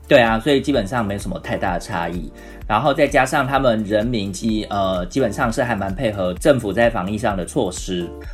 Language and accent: Chinese; Taiwan; moved away as an adult; now in Vietnam; 对我们台湾人来说